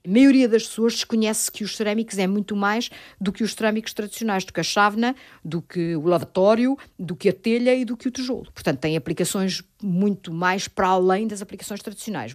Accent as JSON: {"language": "Portuguese", "town": "Ílhavo", "region": "Aveiro District", "country": "Portugal", "tie": "born or raised there", "said": "A minha adolescência passa-se em Ilhavo, na fábrica de porcelana da Vista Alegre, no meio da porcelana."}